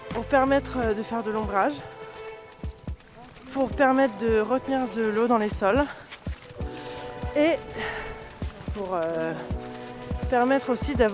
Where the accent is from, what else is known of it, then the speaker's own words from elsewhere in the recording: Noisiel, Île-de-France, France; J'ai 34 ans. Euh, je suis originaire de Seine-et-Marne. J'ai grandi en banlieue parisienne euh, à Noisiel.